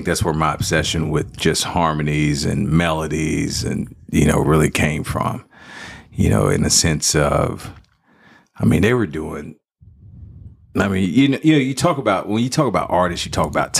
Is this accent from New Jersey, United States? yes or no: no; Dallas, Texas, United States; Oak Cliff, Dallas, Texas.